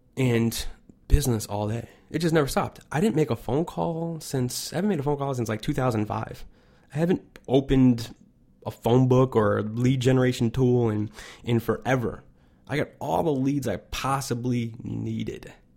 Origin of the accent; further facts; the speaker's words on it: Chicago, Illinois, United States; I'm from Chicago